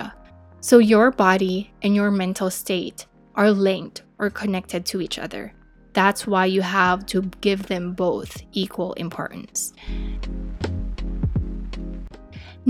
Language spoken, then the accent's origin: English; Philippines; As a Filipina, I speak Tagalog and English and some dialects in the Philippines.